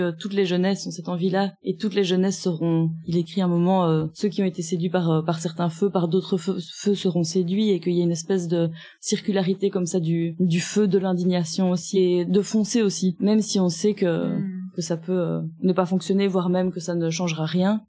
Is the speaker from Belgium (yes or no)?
yes; Vitrival, Wallonia, Belgium; dans mon village natal